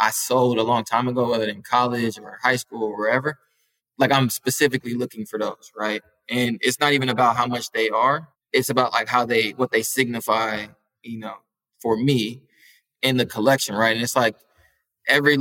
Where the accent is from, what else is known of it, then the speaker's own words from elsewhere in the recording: Minneapolis, Minnesota, United States; I'm from Minneapolis, like, the Midwest, right, like, we're hours away, you know, from Chicago